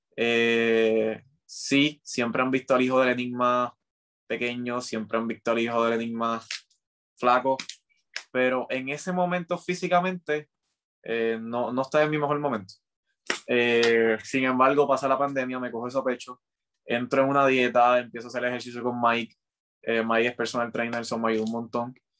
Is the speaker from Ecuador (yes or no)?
no; Carolina, Puerto Rico; Yo soy de Carolina